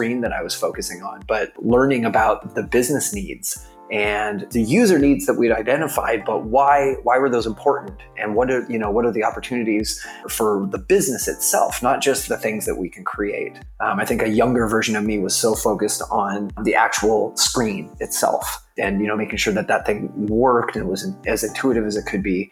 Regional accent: Federal Way, Washington, United States; moved away as an adult; also born or lived in San Diego, United States; now in San Francisco, United States; I grew up in a suburb of Seattle called Federal Way

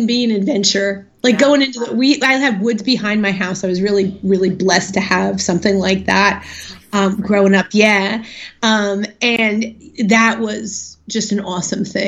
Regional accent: New Jersey, United States; I'm from Jersey

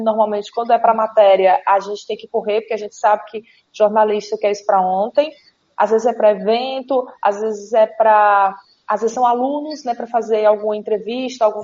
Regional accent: Fortaleza, Ceará, Brazil; sou de Fortaleza

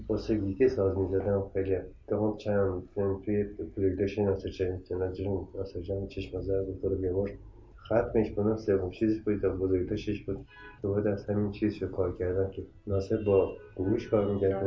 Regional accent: Iran; خودم ایرانی هستم

